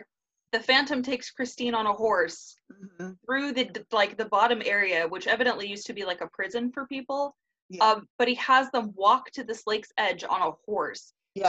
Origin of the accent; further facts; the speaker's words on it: Surf City, California, United States; also born or lived in Huntington Beach, California; I grew up in Surf City, USA. Okay, I grew up a couple cities away and then lived there.